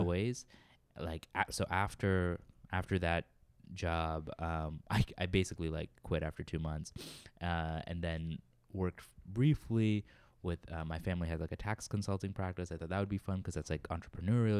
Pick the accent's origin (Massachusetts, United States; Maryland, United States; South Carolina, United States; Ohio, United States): Massachusetts, United States; Worcester; moved away as an adult; now in New York, United States; I grew up in Central Mass, Worcester, Massachusetts